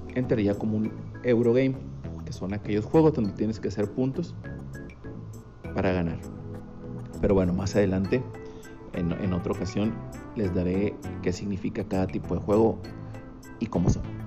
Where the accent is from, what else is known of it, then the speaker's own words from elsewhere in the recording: Monterrey, Nuevo León, Mexico; soy originario de Monterrey, Nuevo León